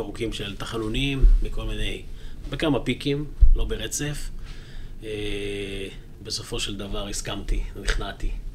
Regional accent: Jerusalem, Jerusalem District, Israel; also born or lived in Kiryat Arba; גם אני יליד ירושלים וגדלתי בירושלים.

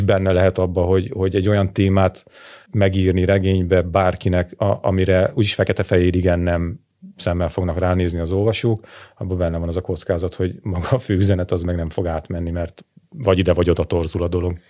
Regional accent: Hungary; now in Budapest, Hungary; én vidéki vagyok, csak én Budapesten élek

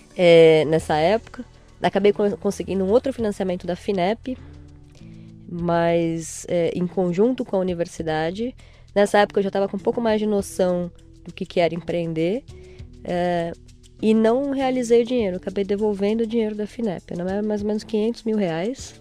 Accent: São Paulo, Brazil; Nasci em São Paulo

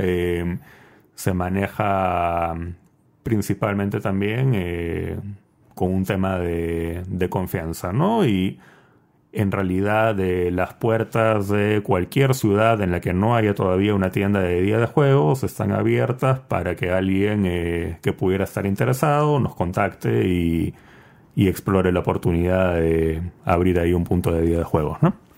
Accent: Peru; moved away as an adult; also born or lived in United States / Chile; luego yo me fui de Perú, estuve viviendo eh, dos años en Estados Unidos, cuatro años en Chile.

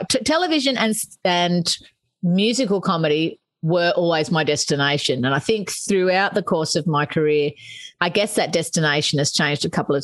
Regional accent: Australia; moved away as an adult; now in United Kingdom; I'm Australian

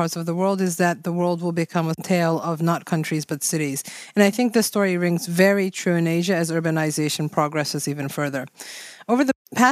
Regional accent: Japan; I am from Japan

